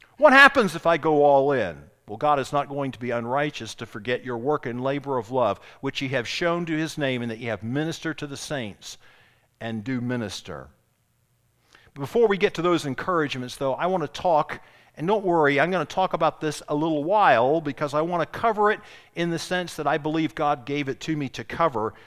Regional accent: Charleston, South Carolina, United States; I grew up in Charleston, I grew up south abroad

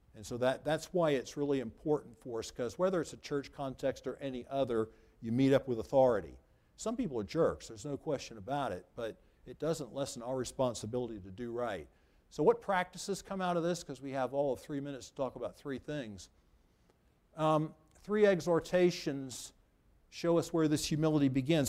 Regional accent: United States; I'm an American citizen.

